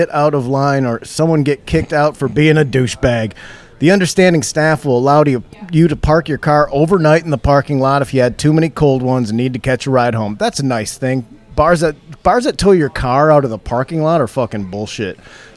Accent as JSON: {"language": "English", "town": "Saginaw", "region": "Michigan", "country": "United States", "tie": "born or raised there", "said": "my hometown of Saginaw, Michigan"}